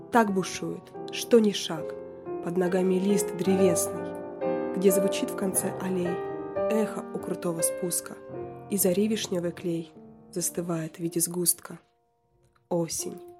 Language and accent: Russian; Siberia, Russia; Я действительно из Сибири, но пока еще не заснеженный.